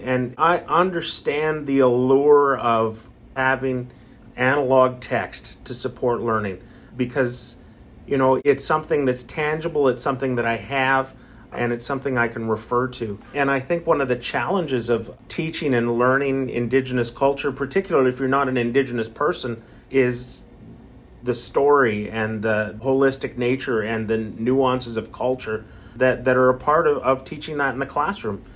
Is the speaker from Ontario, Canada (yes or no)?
no; Abbotsford, British Columbia, Canada; also born or lived in Cache Creek, British Columbia; I come from the Bonaparte First Nation in Cache Creek, British Columbia, but grew up in Abbotsford, went to school in Abbotsford